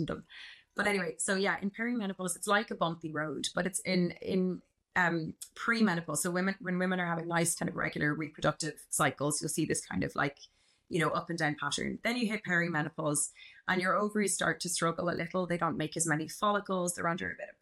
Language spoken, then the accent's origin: English; Dublin, Leinster, Ireland; also born or lived in Canada; I am a GP and I'm from Dublin, and then I moved to Canada in 2014